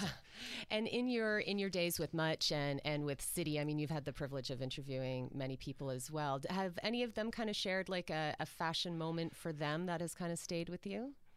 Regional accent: Orangeville, Ontario, Canada; I grew up in Orangeville

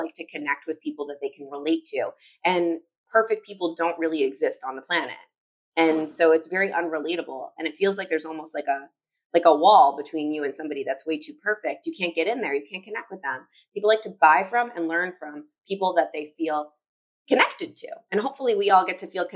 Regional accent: Chicago, Illinois, United States; I'm from Chicago

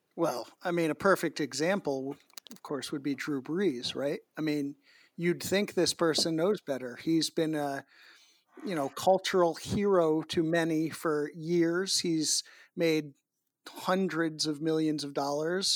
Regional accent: Massachusetts, United States; Massachusetts, my home state

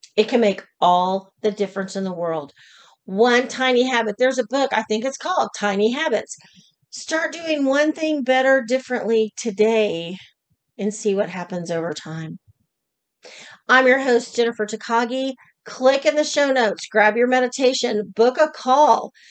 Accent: Oklahoma, United States; I was born and raised in Oklahoma.

